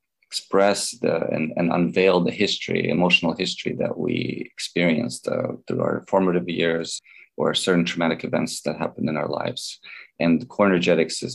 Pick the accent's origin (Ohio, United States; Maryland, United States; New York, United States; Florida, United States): Maryland, United States; Baltimore; born or raised there; moved away as an adult; also born or lived in Belarus; now in California, United States